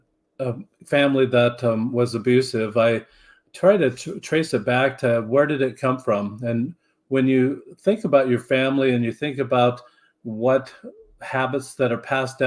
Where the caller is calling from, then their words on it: St. George, Utah, United States; I'm just 2 hours north of Las Vegas, in southern Utah, St. George, Utah, on the north rim of the Grand Canyon near Zion's National Park.